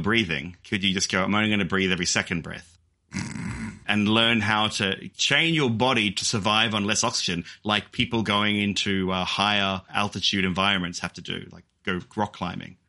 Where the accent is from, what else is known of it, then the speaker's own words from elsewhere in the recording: Australia; I am an Australian